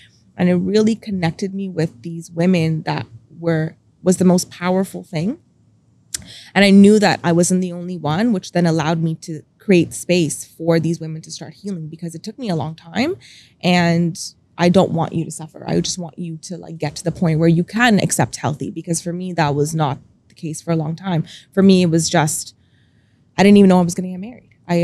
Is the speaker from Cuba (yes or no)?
no; India; also born or lived in Dubai, United Arab Emirates; now in Canada; being a Indian girl, it was very expected of me to just help raise my siblings.